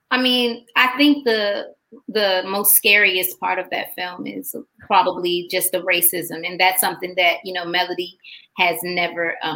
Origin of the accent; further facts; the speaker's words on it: Macon, Georgia, United States; also born or lived in Washington metropolitan area; from Georgia. I'm from Macon, Georgia.